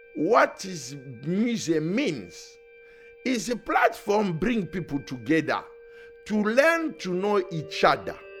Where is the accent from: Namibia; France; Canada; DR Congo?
DR Congo; English is a second language; moved away as an adult; now in Manchester, United Kingdom; I was born in Africa, Republic Democratic of Congo